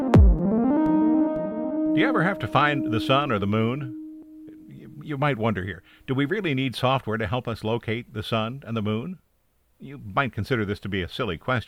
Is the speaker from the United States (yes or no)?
yes; Bellefontaine, Ohio, United States; my hometown Bell Fountain Examiner